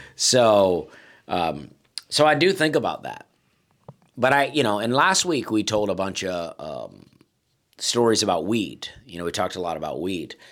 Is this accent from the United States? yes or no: yes; Alabama, United States; moved away; I'm from Alabama